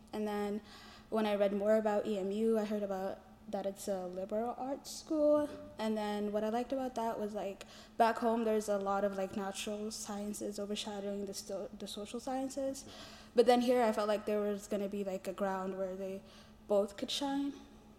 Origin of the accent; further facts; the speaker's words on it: Ethiopia; I'm a global studies major, peacebuilding minor. I'm from Ethiopia.